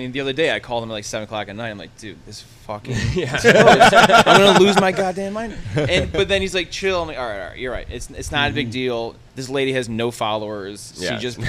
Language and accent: English; Rochester, New York, United States; born or raised there